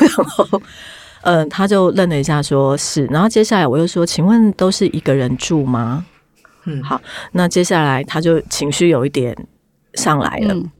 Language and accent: Chinese; southern Taiwan, Taiwan; now in Taipei, Taiwan; 我们是南部人嘛，很早就就是在北部自己租房子